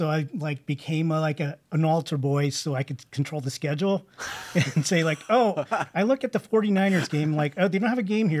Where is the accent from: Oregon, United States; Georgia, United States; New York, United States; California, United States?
California, United States; Sunnyvale; No, I grew up in California.